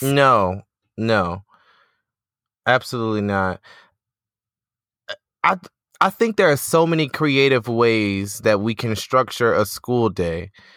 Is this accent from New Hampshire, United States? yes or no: no; Detroit, Michigan, United States; My hometown of Detroit.